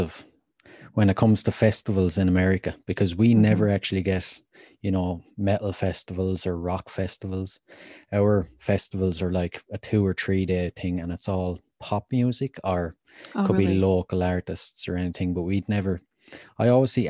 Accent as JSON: {"language": "English", "region": "Leinster", "country": "Ireland", "tie": "born or raised there", "said": "There's this haunted house just outside my hometown. It's supposedly the most haunted house in Ireland."}